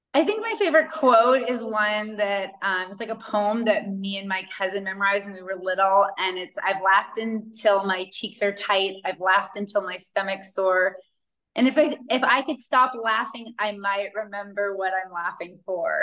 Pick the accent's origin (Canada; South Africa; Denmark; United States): United States; Pacific Northwest near Seattle, Washington; moved away as an adult; also born or lived in Hawaii / Kauai; now in Mexico; I grew up in the Pacific Northwest near Seattle and have lived in Hawaii majority of my adult life